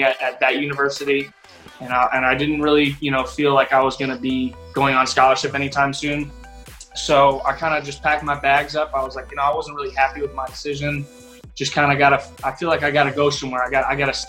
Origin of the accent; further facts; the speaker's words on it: Ashburn, Virginia, United States; moved away; I grew up in Northern Virginia, Ashburn, Virginia